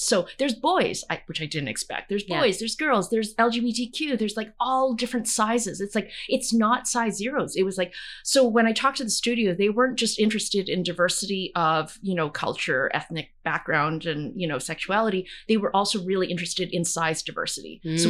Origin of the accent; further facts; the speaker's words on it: Brandon, Manitoba, Canada; I remember someone saying, no one comes from Brandon. And I remember piping up and saying, well, I come from Brandon.